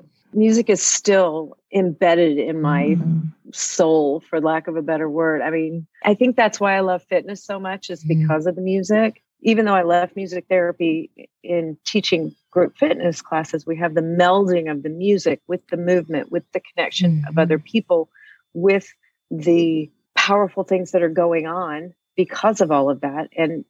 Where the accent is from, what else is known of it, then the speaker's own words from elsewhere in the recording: Arizona, United States; also born or lived in Austin, Texas; now in Columbia, United States; I'm originally from Arizona, however, okay. So I had never moved this far east.